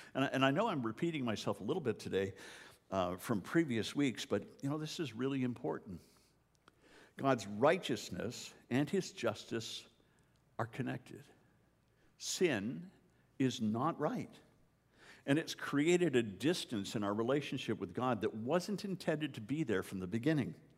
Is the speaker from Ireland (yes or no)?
no; Canada; moved away; as a Canadian